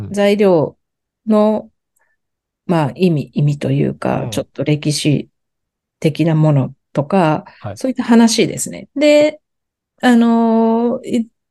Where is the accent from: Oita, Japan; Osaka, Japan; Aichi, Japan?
Aichi, Japan; Nagoya; moved away; 出身は愛知なんです。愛知っていうか名古屋なんですけど